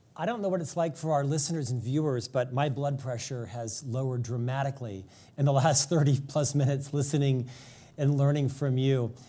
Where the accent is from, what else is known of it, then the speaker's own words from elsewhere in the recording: United States; as an American